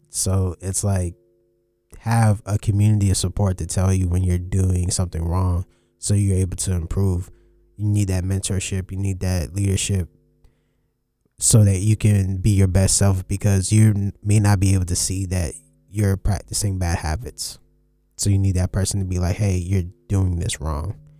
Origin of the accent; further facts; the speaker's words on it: New York City, New York, United States; I was born in Brooklyn